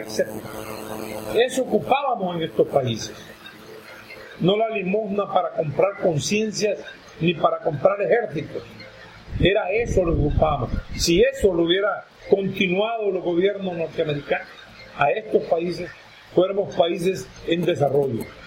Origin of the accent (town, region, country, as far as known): Honduras